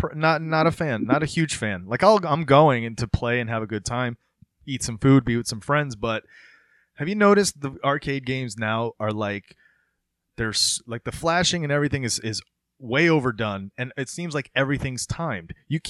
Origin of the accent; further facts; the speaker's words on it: Florida, United States; when I was growing up in Florida